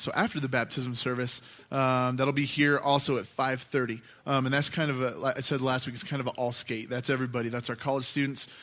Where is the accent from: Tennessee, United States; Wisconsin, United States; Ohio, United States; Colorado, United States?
Colorado, United States; Gunnison; I grew up here in Gunnison